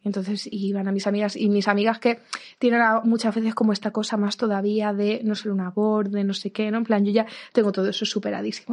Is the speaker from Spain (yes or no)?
yes; Ciudad Real, Castilla-La Mancha, Spain; moved away; me crié en Ciudad Real